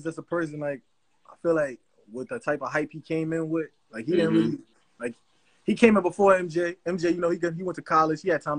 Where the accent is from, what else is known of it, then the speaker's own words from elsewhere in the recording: New York City, New York, United States; I grew up in Jamaica, Queens. So, it's like, the same neighborhood